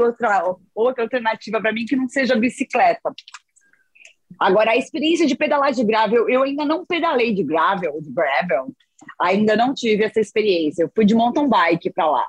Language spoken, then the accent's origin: Portuguese; Santos, São Paulo, Brazil; moved away as an adult; also born or lived in Portugal; now in Belo Horizonte, Brazil; Eu sou de Santos